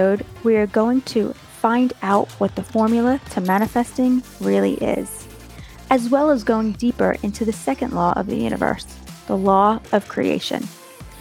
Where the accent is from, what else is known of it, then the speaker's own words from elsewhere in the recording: United States; accent: American; my American accent